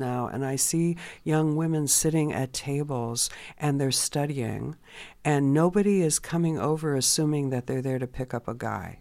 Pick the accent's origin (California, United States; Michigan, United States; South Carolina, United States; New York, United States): California, United States; I grew up in California